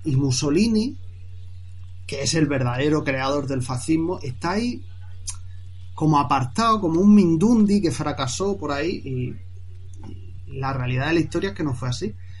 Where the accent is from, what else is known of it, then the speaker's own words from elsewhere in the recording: Murcia, Region of Murcia, Spain; also born or lived in Seville; yo luego me vine de Sevilla aquí a Murcia, yo soy de Murcia